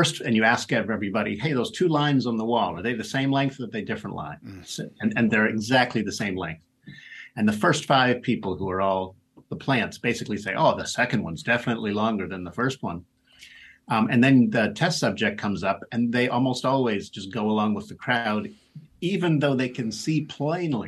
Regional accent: Pittsburgh, Pennsylvania, United States; Pittsburgh Steelers are my hometown team.

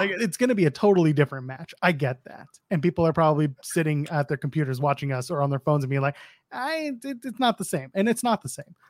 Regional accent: Toronto, Ontario, Canada; my hometown of Toronto

